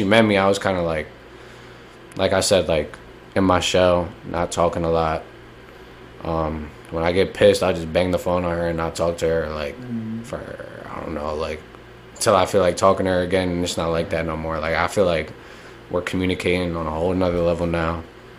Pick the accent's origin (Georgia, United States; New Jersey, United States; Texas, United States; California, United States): New Jersey, United States; North Brunswick; moved away as an adult; I grew up in the Grove.